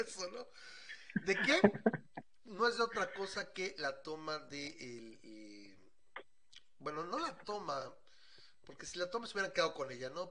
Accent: Mexico City, Mexico; como buen chilango

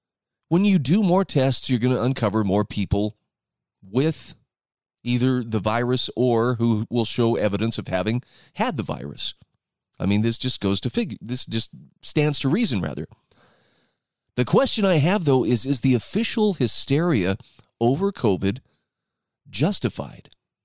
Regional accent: Utah, United States; my wife was telling me my home state of Utah had 3,900 new cases of coronavirus yesterday.

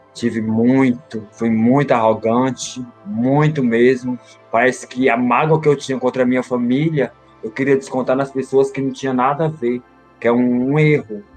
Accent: Fortaleza, Ceará, Brazil; also born or lived in Belo Horizonte; now in São Paulo, Brazil; sou de Fortaleza, Ceará. Eu fui criada pela minha avó

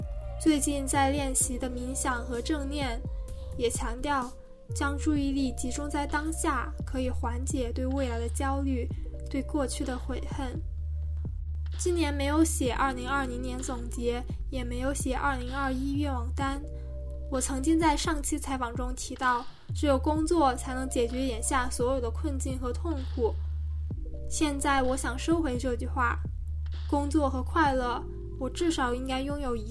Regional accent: Hubei, China; moved away as an adult; also born or lived in Beijing; 作为一名湖北人，去年年初的疫情对我来说，目前还是一种无法释怀的伤痛。

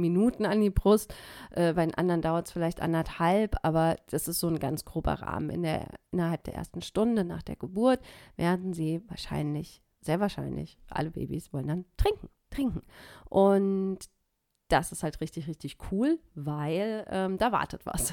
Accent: Germany; hier bei uns in Deutschland

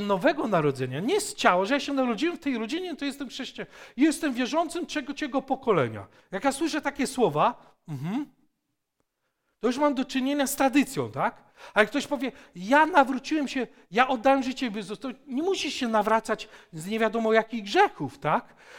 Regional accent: Poland; ja jestem Polakiem, dlatego że narodziłem się z moich rodziców y, Polaków

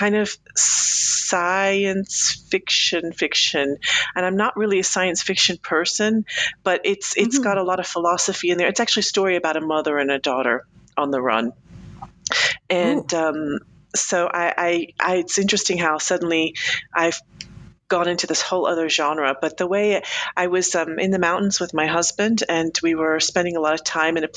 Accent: United States; moved away as an adult; also born or lived in Colombia; now in Switzerland; I'm American

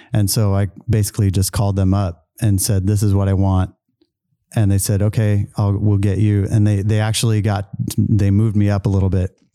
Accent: Travis Air Force Base, Northern California, United States; also born or lived in Charleston, South Carolina; I grew up, basically grew up in California

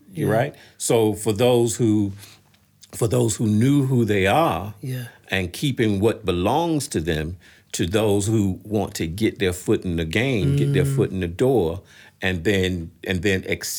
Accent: New York, United States; growing up in New York

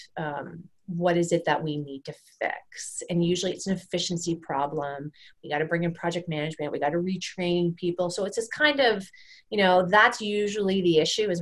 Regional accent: Canada; I'm a Canadian, we're a Canadian company

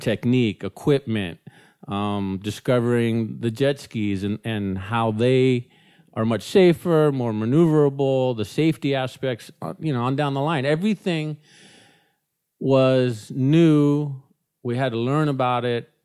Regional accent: Newport Beach, California, United States; I was born in Newport Beach

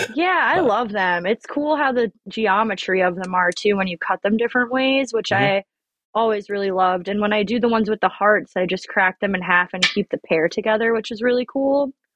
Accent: Long Island, New York, United States; moved away as an adult; now in Oregon, United States; I grew up on Long Island

